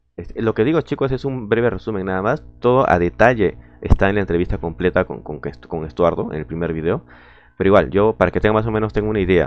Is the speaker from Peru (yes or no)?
yes; Peru; saludos de Lima, Perú también, uno, un compatriota